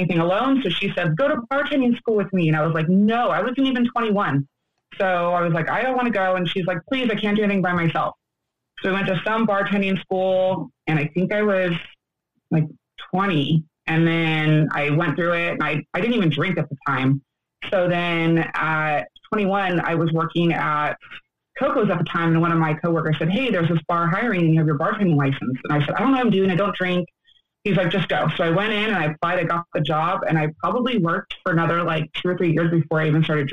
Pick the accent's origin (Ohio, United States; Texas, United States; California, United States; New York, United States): California, United States; Yorba Linda; I'm from Yorba Linda, California, Orange County.